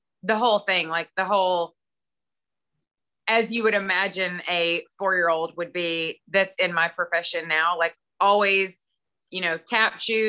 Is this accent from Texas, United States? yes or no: yes; Texas, United States; Well, I mean, you know, I'm from East Texas and people where I'm from don't.